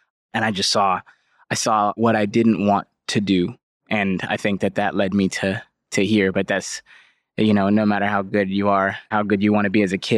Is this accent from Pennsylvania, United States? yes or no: no; California, United States; So growing up in the East Bay, no matter you want to go to the streets or you don't, you're in the streets. That's where you live. That's where you're from.